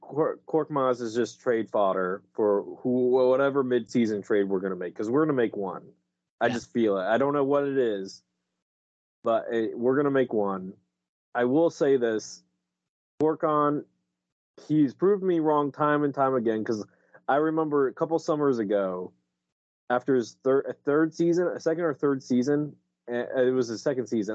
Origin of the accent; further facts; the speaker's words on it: Delaware, United States; moved away; I, am from Delaware. I grew up in Delaware